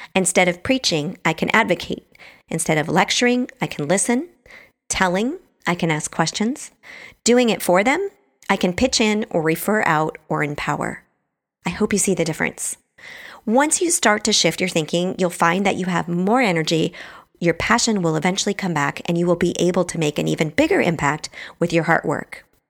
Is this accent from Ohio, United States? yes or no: no; Bremerton, Washington, United States; also born or lived in Truckee, California; now in San Francisco, United States; I grew up in Bremerton, Washington, which is across the water from Seattle